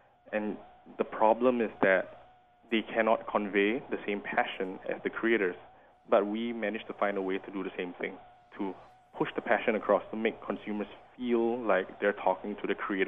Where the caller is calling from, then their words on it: St. Louis, Missouri, United States; I'm calling you from St. Louis.